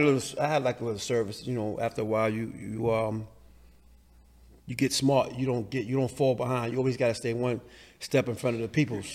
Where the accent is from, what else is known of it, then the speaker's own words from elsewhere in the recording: New York City, New York, United States; I grew up in the Lower East Side